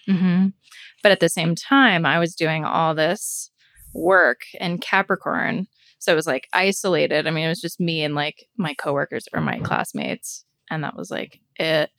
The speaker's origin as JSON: {"language": "English", "region": "Florida", "country": "United States", "tie": "born or raised there", "moved": "as an adult", "said": "I'm moving back to my hometown, which is like huge"}